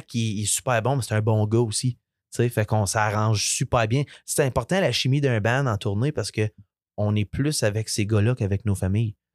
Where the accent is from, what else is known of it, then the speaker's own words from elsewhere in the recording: Ontario, Canada; first language French; Nous autres, euh, en Ontario, on se bat tous les jours pour garder notre langue.